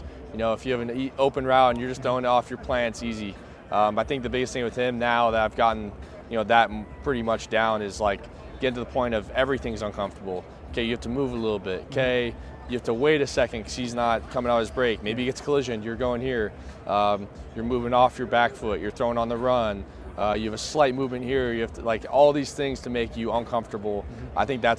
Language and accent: English; Arizona, United States; I'm from Arizona, and people call Tucson, Arizona, the dirty T. And Tucson could not be a more different place than Provo.